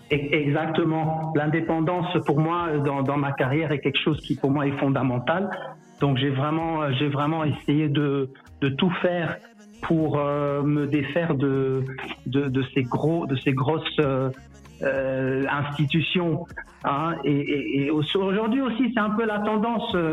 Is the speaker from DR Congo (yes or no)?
yes; DR Congo; je suis investi euh, chez moi en RDC plus que jamais.